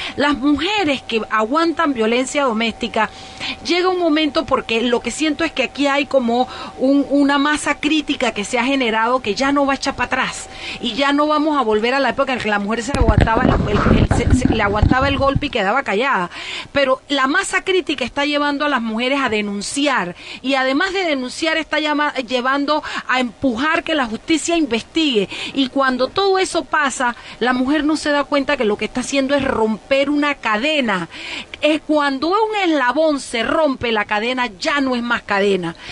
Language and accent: Spanish; Chiriquí, Panama; yo soy de Chiriquí